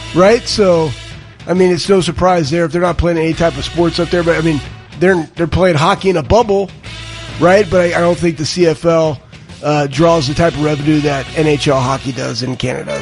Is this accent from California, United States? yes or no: no; Dallas, Texas, United States; moved away as an adult; now in Columbus, United States; I'm from Dallas, Texas